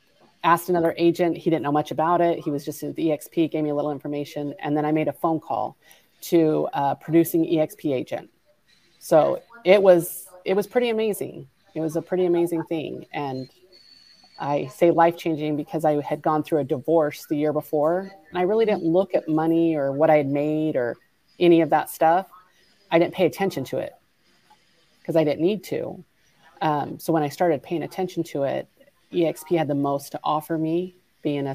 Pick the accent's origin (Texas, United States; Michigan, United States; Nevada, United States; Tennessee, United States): Nevada, United States; Mesquite; I am a small town girl in Mesquite, Nevada, which is, people would ask, where is that? An hour and a half from Las Vegas. It's had no stoplights when I was 16, and now we have 11